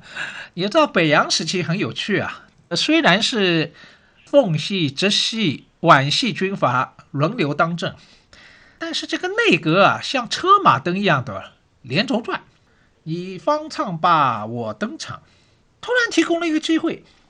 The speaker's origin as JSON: {"language": "Chinese", "region": "Shanghai", "country": "China", "said": "我是上海人"}